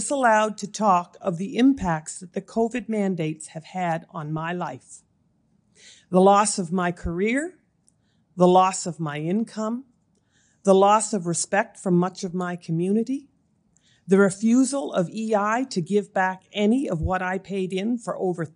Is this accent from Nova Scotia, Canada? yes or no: yes; Amherst, Nova Scotia, Canada; also born or lived in Moncton, New Brunswick; I was born and raised in Amherst, Nova Scotia.